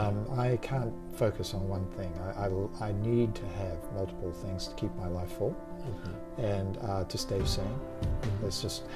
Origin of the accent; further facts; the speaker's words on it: New Zealand; moved away as an adult; now in Australia; New Zealand and the east coast of Australia, because I immigrated from New Zealand to Australia.